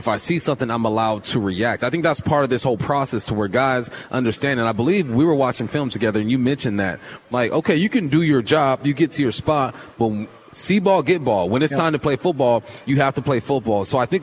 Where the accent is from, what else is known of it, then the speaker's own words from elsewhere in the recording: Southern California, United States; We're both from Southern California